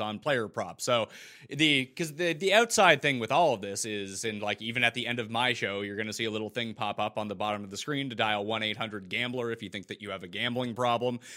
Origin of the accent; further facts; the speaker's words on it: Canada; I'm Canadian